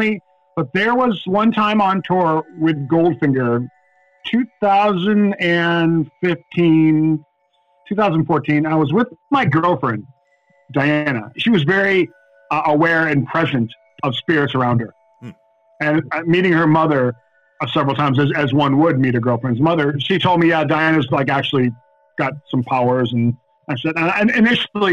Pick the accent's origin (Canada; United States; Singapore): United States; Buffalo, New York; We're in Buffalo, New York, my hometown.